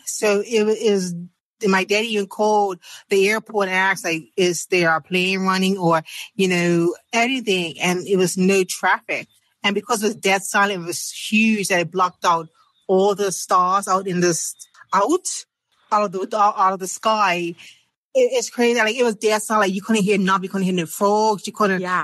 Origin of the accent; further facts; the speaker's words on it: Bermuda; from Bermuda